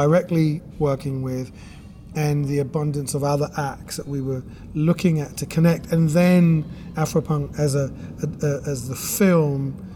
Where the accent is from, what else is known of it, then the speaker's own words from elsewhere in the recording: London, United Kingdom; moved away as an adult; also born or lived in Brooklyn; I grew up in the UK, in London, in East London